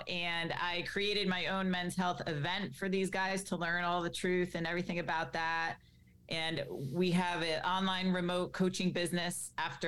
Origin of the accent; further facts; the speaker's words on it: Greenwich, Connecticut, United States; I grew up in Greenwich, Connecticut, which, as you know, is quite the wealthy town